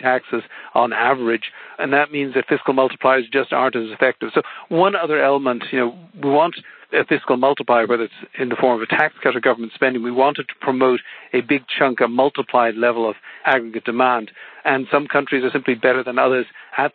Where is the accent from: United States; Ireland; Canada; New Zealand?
Ireland; growing up in Ireland, which is a small open economy